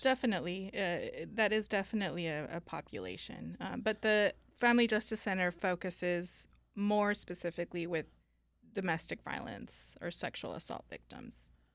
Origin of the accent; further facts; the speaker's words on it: Northern California, United States; also born or lived in Guanajuato, Mexico; went to California, uh, up in Northern California, and grew up there